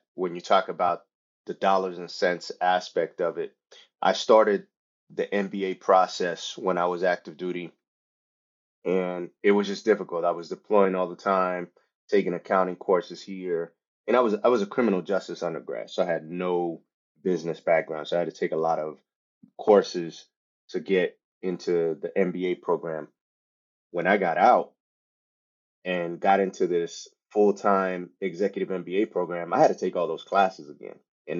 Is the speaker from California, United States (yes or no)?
no; San Antonio, Texas, United States; English is a second language; English is my second language. And, I grew up partially in Texas. So I claim Texas to San Antonio. From Texas, I joined the Army.